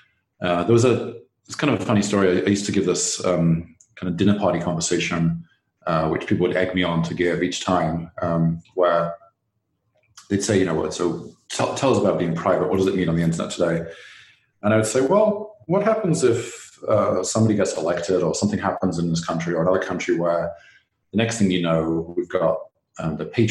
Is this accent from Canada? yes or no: no; England, United Kingdom; moved away; my home country, England